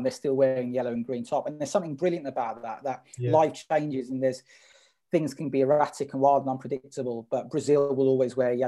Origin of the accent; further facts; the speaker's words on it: London, United Kingdom; I was from North London